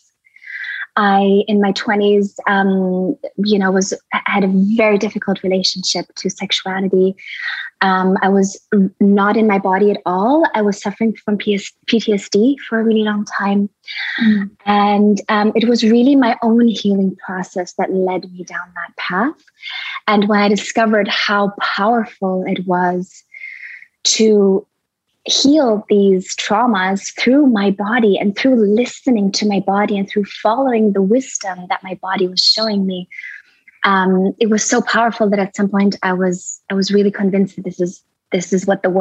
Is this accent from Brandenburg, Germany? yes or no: no; Berlin, Germany; also born or lived in India; now in Costa Rica; I'm originally from Berlin, from Germany. I was born there and raised a lot of my childhood. I was in India